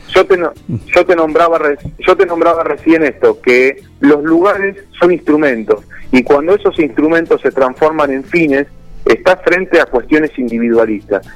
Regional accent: Buenos Aires Province, Argentina; Somos bonaerenses

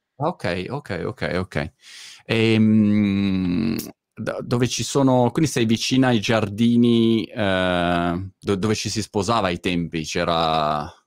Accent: Milan, Lombardy, Italy; moved away; io diciamo milanese di, eh sì. di origine, ehm, però spatriato

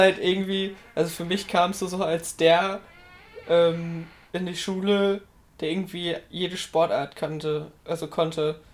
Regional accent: Germany; wir als Deutsche

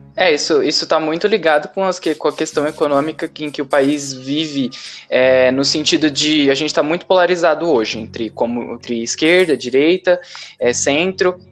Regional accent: Brazil; a gente conhece muito o Brasil, porque nós somos brasileiros

